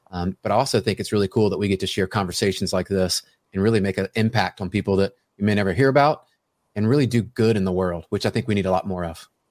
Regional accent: Memphis, Tennessee, United States; I grew up in Memphis, Tennessee

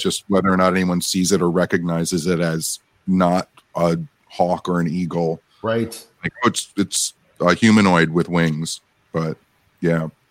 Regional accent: Michigan, United States; growing up in Michigan

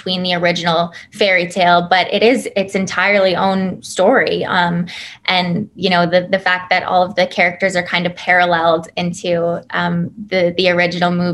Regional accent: Toronto, Ontario, Canada; a couple of the cast members and I being Canadian, it was really a special moment for us to be like, welcome to our hometown. This is Toronto for you

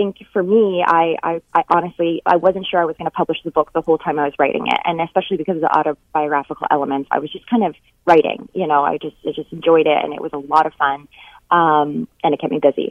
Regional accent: Northern Ontario, Canada; moved away as an adult; also born or lived in Vancouver / California; I grew up in Northern Ontario, moved to Vancouver with my husband

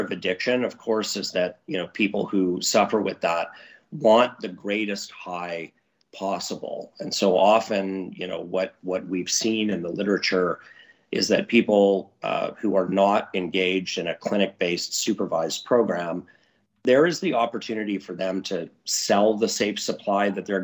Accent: Vancouver, British Columbia, Canada; now in Alberta, Canada; Vancouver was my hometown for a long time.

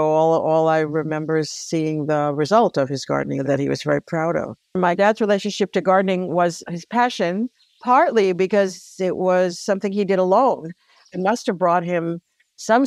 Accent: New York City, New York, United States; moved away as an adult; now in High Falls, United States; I was born in the Bronx and then have been in or worked in or studied in every borough except Staten Island

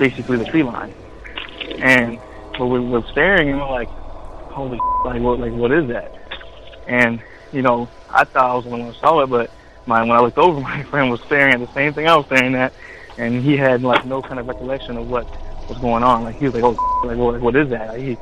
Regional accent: Florida, United States; I'm from Florida.

